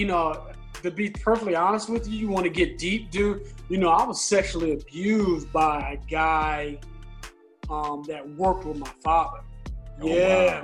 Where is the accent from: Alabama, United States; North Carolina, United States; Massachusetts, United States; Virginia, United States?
Virginia, United States; Fairfax; Originally from Fairfax, Virginia.